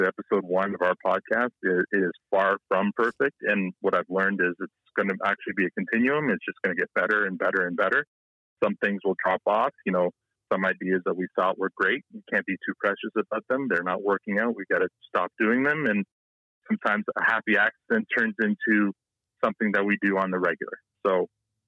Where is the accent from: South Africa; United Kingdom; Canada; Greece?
Canada; also born or lived in Toronto; I grew up in a small town, much like Letterkenny